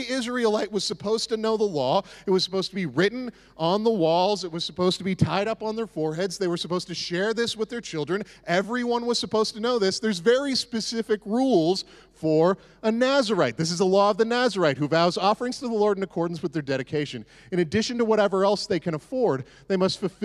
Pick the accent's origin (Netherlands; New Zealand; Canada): Canada; the Maritimes; moved away; I grew up in the Maritimes